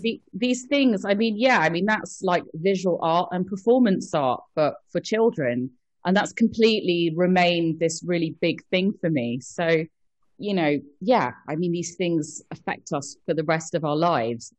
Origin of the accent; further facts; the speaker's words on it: London, United Kingdom; I grew up in London